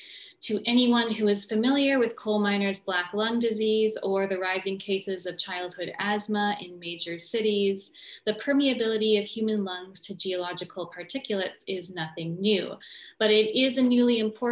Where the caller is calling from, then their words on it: New Jersey, United States; I'm joining today from New Jersey, from Rutgers University, which is situated on the traditional Lenape territory.